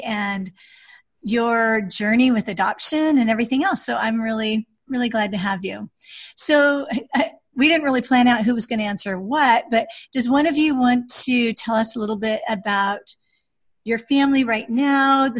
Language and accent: English; North Idaho, United States; I was from North Idaho